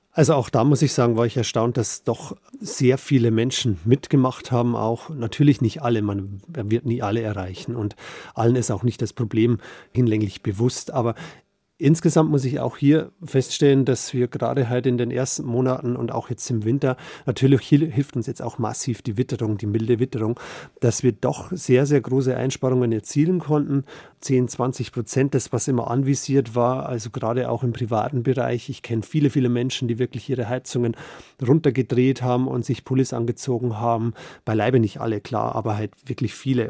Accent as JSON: {"language": "German", "region": "Bavaria", "country": "Germany", "said": "bei uns in Bayern"}